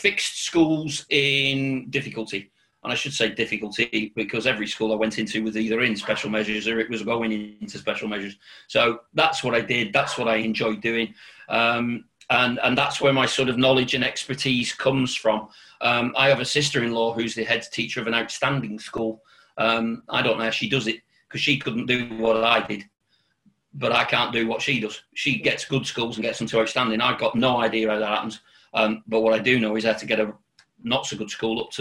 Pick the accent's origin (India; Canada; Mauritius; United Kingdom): United Kingdom; Accrington, North West England; moved away as an adult; also born or lived in North Wales / Birmingham; I'm originally from Lancashire